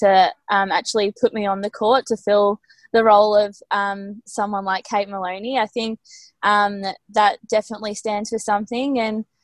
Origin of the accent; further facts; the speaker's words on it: Melbourne, Victoria, Australia; also born or lived in Seymour; I'm actually not from Seymour. I'm actually just a Melbourne girl